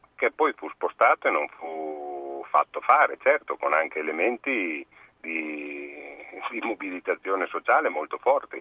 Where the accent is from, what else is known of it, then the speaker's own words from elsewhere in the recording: Reggio Emilia, Emilia-Romagna, Italy; sono reggiano